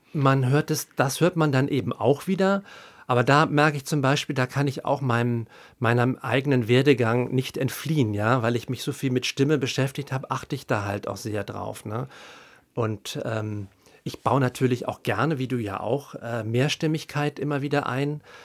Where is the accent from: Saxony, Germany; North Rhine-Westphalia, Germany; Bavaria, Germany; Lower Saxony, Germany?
North Rhine-Westphalia, Germany; Haan; now in Berlin, Germany; ich bin ja aus dem Rheinland und da, wo ich Abi gemacht habe, das ist so ein kleines Kaff in der Nähe von Düsseldorf im Bergischen Land, Hahn Rheinland mit Doppel-A.